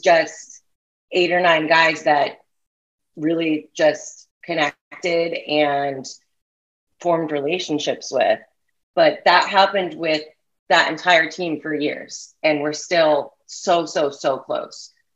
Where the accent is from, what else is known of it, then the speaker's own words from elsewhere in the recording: New York, United States; I'm growing up in New York